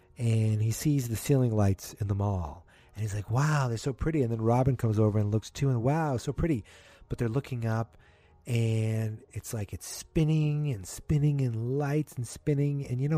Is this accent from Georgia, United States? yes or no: no; Massachusetts, United States; accent: Boston, Massachusetts; I'm from Massachusetts